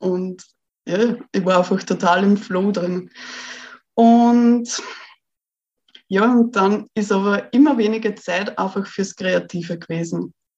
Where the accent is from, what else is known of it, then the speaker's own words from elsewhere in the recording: Austria; ich bin ja aus Österreich